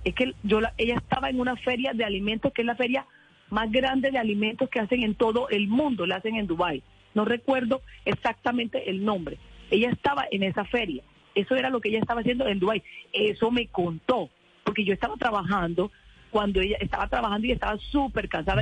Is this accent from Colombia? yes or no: yes; Colombian Caribbean coast, Caribbean Region, Colombia; Yo soy costeña, yo soy súper amorosa, súper amable, yo me integro, esa es mi cultura, esa es mi naturaleza